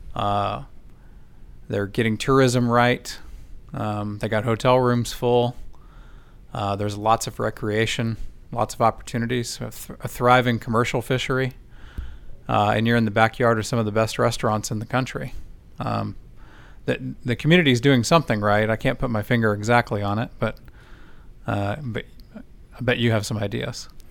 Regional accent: Rockport, Texas, United States; I grew up in the Rockport, Portland, Corpus area

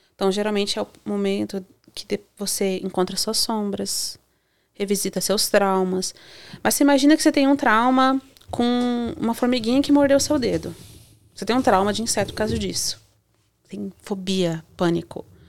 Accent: Joinville, Santa Catarina, Brazil; moved away; eu sou do sul, né? Sou de Santa Catarina, é de Joinville

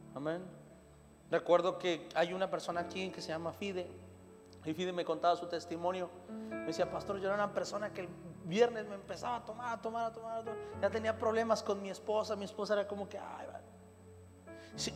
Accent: Mexico; soy de la Noria Sur, Imagínese en la cañada

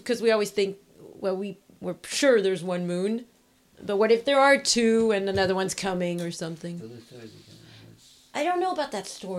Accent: France; moved away; my family goes back to France. I'm from France.

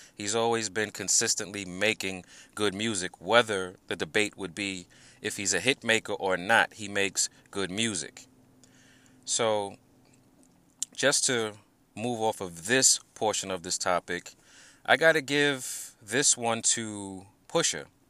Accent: New York, United States; I'm from New York, born and raised

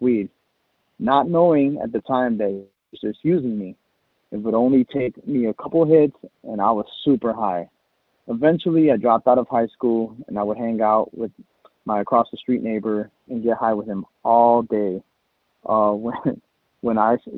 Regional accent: Chicago, Illinois, United States; I'm from Chicago.

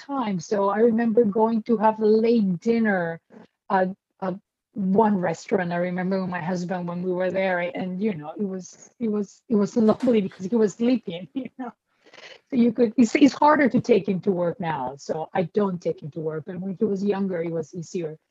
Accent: Peru; moved away as an adult; also born or lived in Colombia / Brooklyn, New York; now in New York, United States; I grew up in Peru. Like I went to school in Peru.

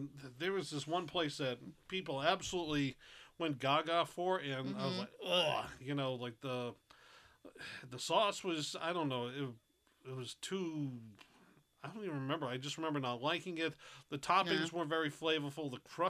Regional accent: New England, United States; I'm a native New Englander

